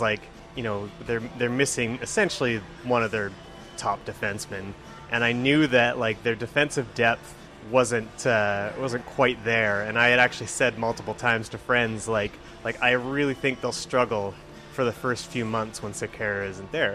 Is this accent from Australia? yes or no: no; Alberta, Canada; I'm a uh, graphic designer here in the uh, the city of Edmonton, and uh, I've uh, I'm born and raised in Alberta